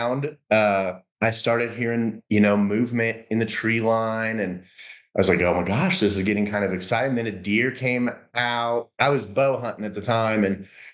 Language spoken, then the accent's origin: English; Colorado, United States; moved away as an adult; now in Kentucky, United States; I grew up born and raised in Colorado